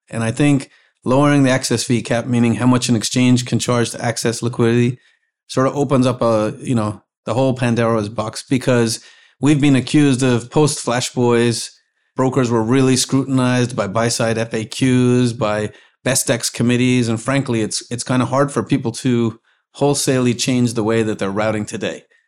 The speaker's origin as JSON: {"language": "English", "country": "Ireland", "moved": "as an adult", "lives_now": "United States", "said": "I was from Ireland"}